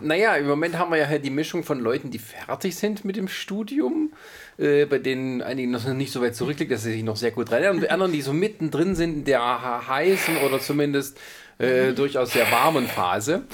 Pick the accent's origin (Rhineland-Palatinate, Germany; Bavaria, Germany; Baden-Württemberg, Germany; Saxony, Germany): Baden-Württemberg, Germany; da wo ich herkomme, Baden-Württemberg